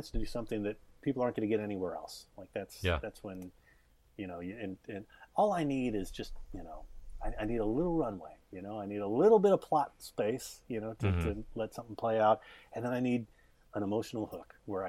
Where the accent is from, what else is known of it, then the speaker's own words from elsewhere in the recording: United States; I'm Korean American